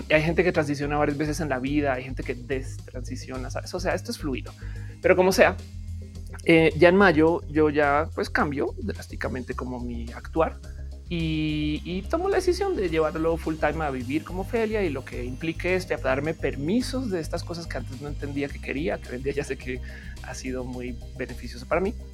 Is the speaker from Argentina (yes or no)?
no; Colombia; now in Mexico; Si yo ahora soy mexicana, dejo de ser colombiana? No